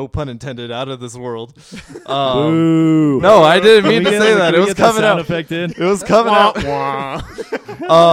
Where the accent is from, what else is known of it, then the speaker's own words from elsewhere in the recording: Boise, Idaho, United States; We're from Boise